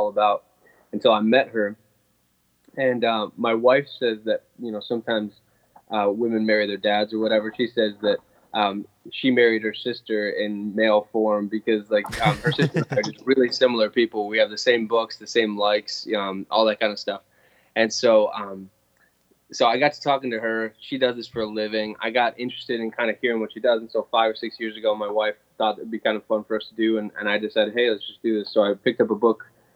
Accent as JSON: {"language": "English", "region": "Pennsylvania", "country": "United States", "tie": "born or raised there", "also_born_or_lived": "Indiana", "moved": "as an adult", "lives_now": "Buffalo, United States", "said": "when I grew up in Pennsylvania"}